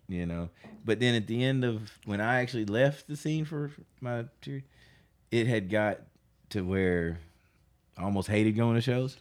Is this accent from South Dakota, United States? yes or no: no; North Little Rock, Arkansas, United States; I'm from North Little Rock.